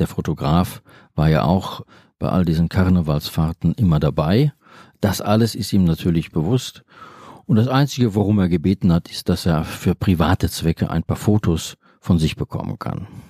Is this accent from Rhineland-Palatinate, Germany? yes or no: no; Bochum, North Rhine-Westphalia, Germany; Ich persönlich, ich bin in Bochum aufgewachsen